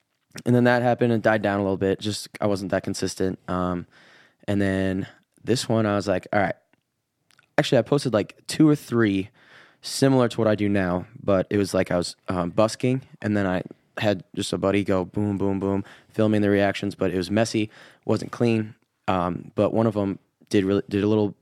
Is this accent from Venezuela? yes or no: no; Illinois, United States; accent: Midwestern; moved away as an adult; also born or lived in Wisconsin; now in Nashville, United States; I was born in Wisconsin when I was really young, moved to Illinois